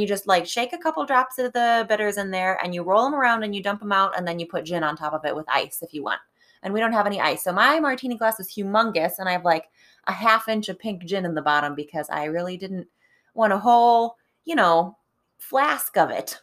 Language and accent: English; Cleveland, Ohio, United States; now in Pittsburgh, United States; as somebody from sort of Cleveland